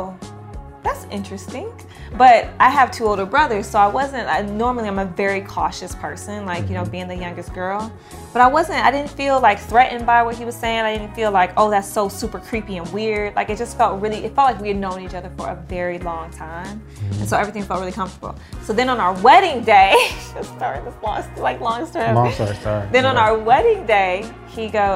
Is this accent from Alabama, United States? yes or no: no; Detroit, Michigan, United States; moved away; also born or lived in New York City; I'm from Detroit